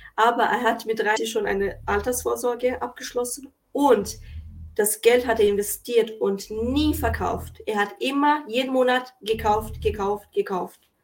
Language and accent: German; Kosovo; also born or lived in Germany; now in Switzerland; wurde ich zum Beispiel im Kosovo geboren und musste alleine nach Deutschland und dann in die Schweiz kommen